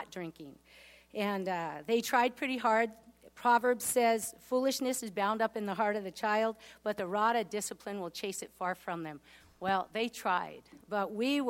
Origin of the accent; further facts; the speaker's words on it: Washington, United States; I'm actually the youngest of 5 kids. And we grew up in Washington, and we actually had a lot of privileges. We lived right near Lake Washington